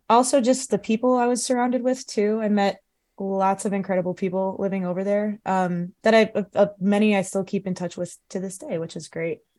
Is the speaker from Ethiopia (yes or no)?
no; Cleveland, Ohio, United States; also born or lived in Los Angeles / Columbus / China; I grew up in the Cleveland area